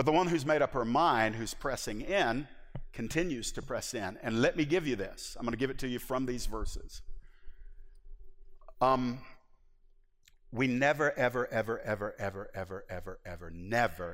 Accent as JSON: {"language": "English", "region": "the South", "country": "United States", "said": "I am from the South"}